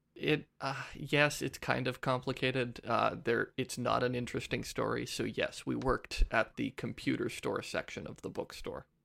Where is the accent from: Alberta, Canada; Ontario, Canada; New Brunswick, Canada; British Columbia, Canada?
British Columbia, Canada; Ladysmith; also born or lived in Saskatchewan; now in Ottawa, Canada; I was raised in B C